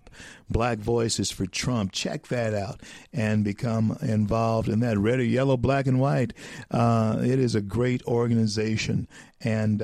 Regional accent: the South, United States; I grew up in the South in the 60s. I grew up in the South

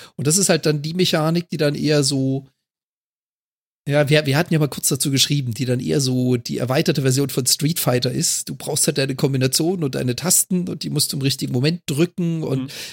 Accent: Freiburg, Baden-Württemberg, Germany; moved away; ich komme ja gebürtig aus Freiburg

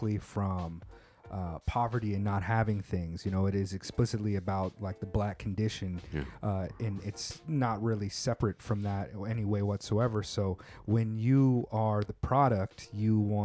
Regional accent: West Coast, United States; now in Japan; I come from the West Coast

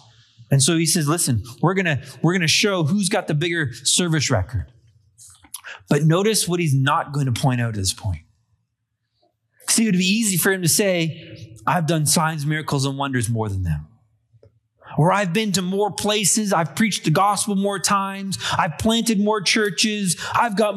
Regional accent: Canada; I'm a Canadian born of English and Irish descent

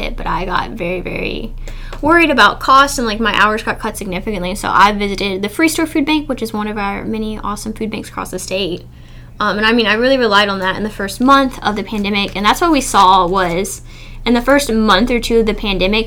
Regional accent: Bullitt County, Kentucky, United States; I'm from Bullitt County, and all of my family hunts, and they all call it venison.

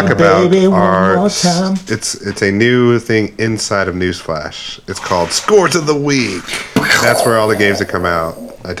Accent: Georgia, United States; I'm also from the South

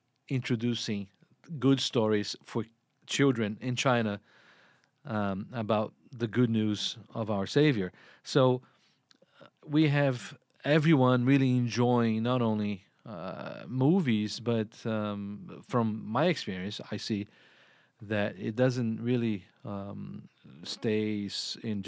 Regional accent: Brazil; English is a second language; moved away; I grew up in Brazil

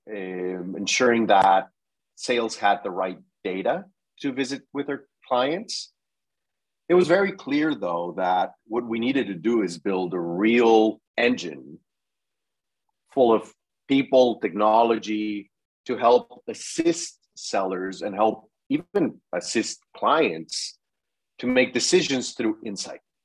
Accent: Mexico; moved away as an adult; also born or lived in Mexico City; now in United States; I'm originally from Mexico.

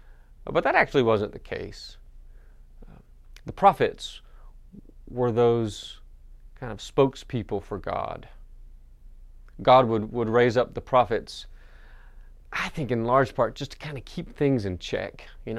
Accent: North Carolina, United States; "Born and bred in Western North Carolina. I'm from the mountains. I'm a mountain man."

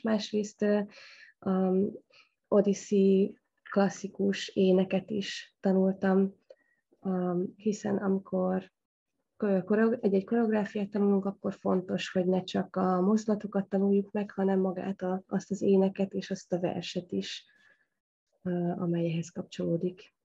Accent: Debrecen, Hajdú-Bihar, Hungary; Debrecen, hogy az én szülővárosom

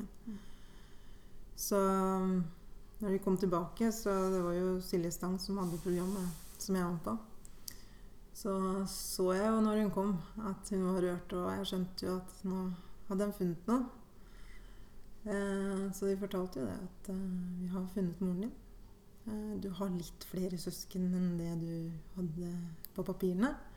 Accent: Hedmarken, Innlandet, Norway; also born or lived in Guatemala; fra en liten skissby ehm, til Hedmarken

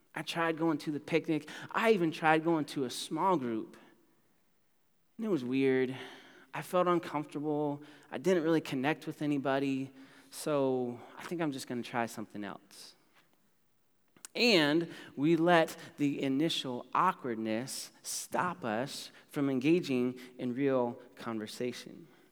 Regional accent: United States; I'm from America

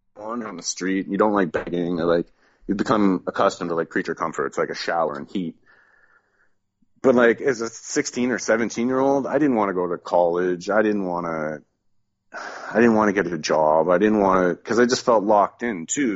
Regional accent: Southern Ontario, Canada; moved away as an adult; also born or lived in Toronto; now in Quebec, Canada; I grew up in Southern Ontario

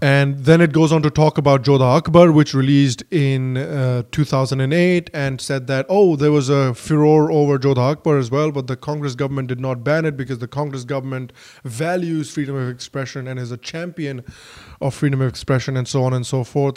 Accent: Bihar, India; Bihar, my home state

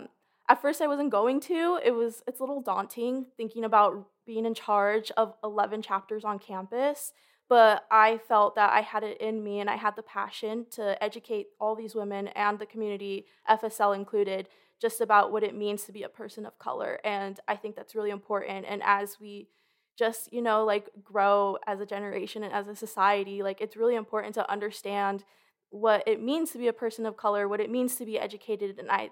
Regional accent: Los Angeles, California, United States; I'm from Los Angeles, California. I'm a junior.

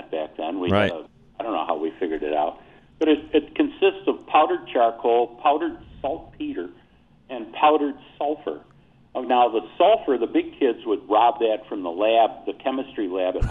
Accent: Buffalo, New York, United States; moved away; I'm originally from Buffalo, New York, which is pretty close to the Pennsylvania border.

